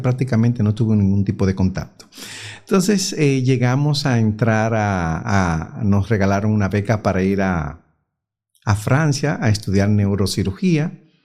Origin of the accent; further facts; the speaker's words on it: San Pedro de Macorís, Dominican Republic; also born or lived in Bayaguana; now in Santiago, Dominican Republic; Nosotros somos de San Pedro de Macorís